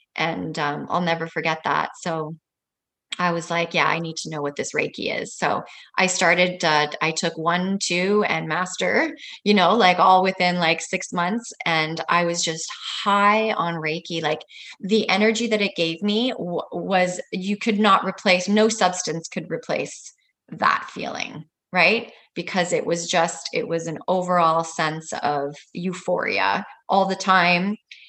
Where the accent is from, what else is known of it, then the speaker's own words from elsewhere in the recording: Italy; born there; also born or lived in Vancouver, Canada; So I was born in Italy, and then we lived in Vancouver, and then we went back to Italy, and we just traveled all the time.